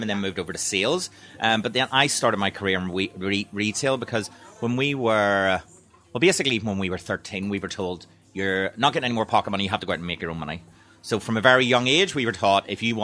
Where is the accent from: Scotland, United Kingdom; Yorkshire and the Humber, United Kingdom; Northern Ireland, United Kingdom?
Northern Ireland, United Kingdom; Belfast; moved away as an adult; now in London, United Kingdom; so when we grew up in Belfast, we were born in 1982